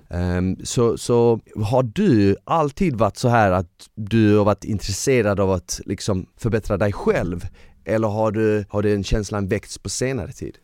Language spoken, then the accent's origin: Swedish; Malmö, Skåne, Sweden; jag är från Malmö så vi säger däcka till att somna